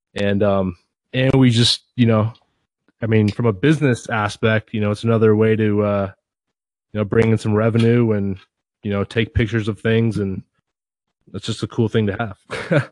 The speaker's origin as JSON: {"language": "English", "area": "near Seattle", "region": "Washington", "country": "United States", "tie": "born or raised there", "said": "I grew up near Seattle"}